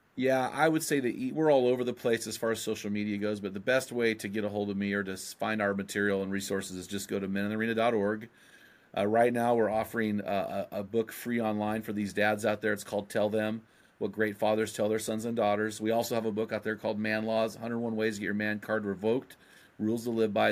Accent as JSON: {"language": "English", "area": "San Luis Obispo", "region": "California", "country": "United States", "moved": "yes", "lives_now": "Oregon, United States", "said": "I'm from San Lu, where the Santa Maria Ste-, seasoning, uh, style was invented"}